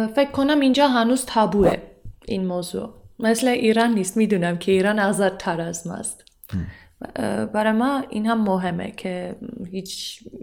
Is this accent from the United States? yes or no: no; Armenia; Persian is a second language; من ارمنیم